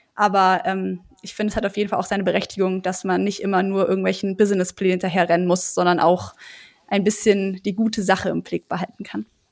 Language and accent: German; Germany; now in Heidelberg, Germany; Main komme ich eher her, aber ich würde sagen Neckar